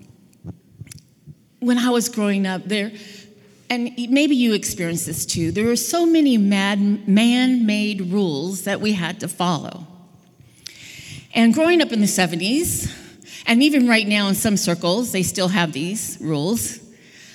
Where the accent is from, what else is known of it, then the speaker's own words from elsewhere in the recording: Southern California, United States; I grew up in Southern California